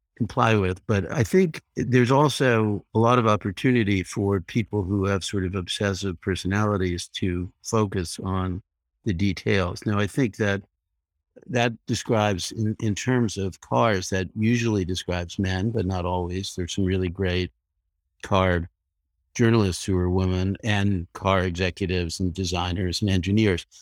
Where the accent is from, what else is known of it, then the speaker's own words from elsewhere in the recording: Leonia, New Jersey, United States; also born or lived in Brooklyn, New York; I was born in Brooklyn, but I grew up in a nearby New Jersey suburb called Leonia